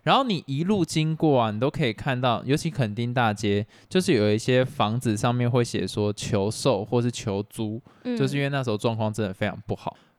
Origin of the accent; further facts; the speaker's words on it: Taiwan; 我们台湾人不是国人，让我们自己台湾人